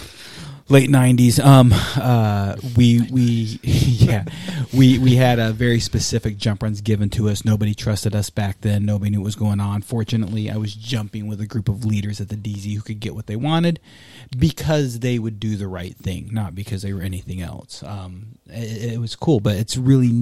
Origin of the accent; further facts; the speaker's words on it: Texas, United States; I'm from Texas